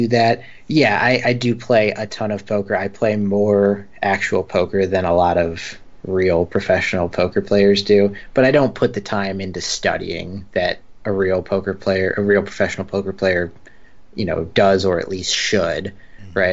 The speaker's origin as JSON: {"language": "English", "country": "United States", "lives_now": "San Diego, United States", "said": "as an American"}